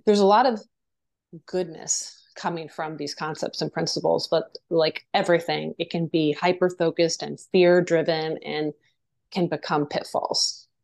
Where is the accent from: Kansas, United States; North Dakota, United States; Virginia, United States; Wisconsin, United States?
Virginia, United States; moved away as an adult; also born or lived in Japan / New York; I did ballet, tap, and jazz, and horseback riding and stuff like that growing up in Virginia